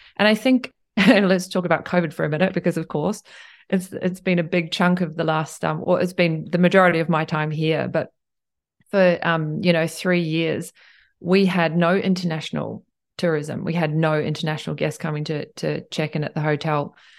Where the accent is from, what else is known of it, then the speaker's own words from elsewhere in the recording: Tauranga, Bay of Plenty, New Zealand; moved away as an adult; also born or lived in Cambridge, New Zealand / Queenstown, New Zealand; now in Tokyo, Japan; I grew up in Tauranga and, um, and Cambridge.